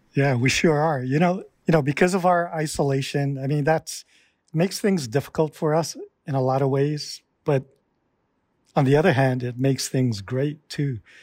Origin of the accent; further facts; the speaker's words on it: Hilo, Hawaii, United States; I was born and raised here in East Hawaii